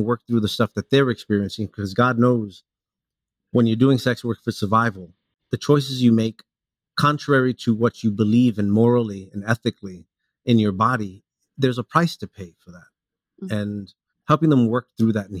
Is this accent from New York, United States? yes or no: yes; New York City, New York, United States; also born or lived in Hialeah, Florida; I grew up in New York City. I was born in Florida, in Hialeah. I moved to New York around 4 or 5 years old.